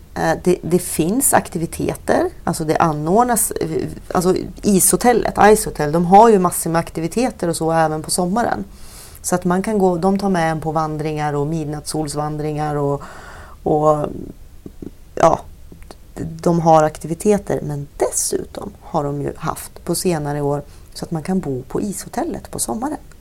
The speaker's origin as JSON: {"language": "Swedish", "town": "Alnö", "region": "Västernorrland County", "country": "Sweden", "tie": "born or raised there", "said": "uppvuxen vid Norrlandskusten mm. eh, också och eh, på Alnö mm. som ligger utanför Sundsvall"}